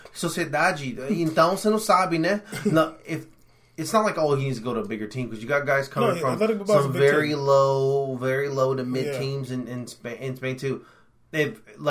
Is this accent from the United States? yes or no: yes; United States; You couldn't tell me I'm not American. Dude, yeah. I'm freaking born here